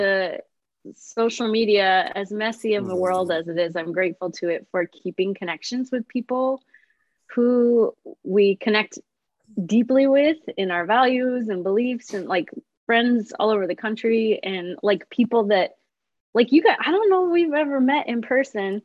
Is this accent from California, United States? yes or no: no; Illinois, United States; moved away as an adult; also born or lived in Nashville, Tennessee; now in Minnesota, United States; we moved from Nashville to Illinois, back to my hometown